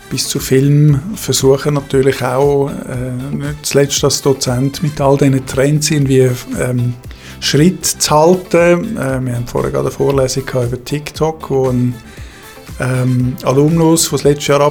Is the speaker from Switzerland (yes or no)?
yes; Zurich, Switzerland; born there; Ich bin 59 gebürtiger Zürcher mit Ostschweizer Wurzeln im St. Galler Rital und am Bodensee.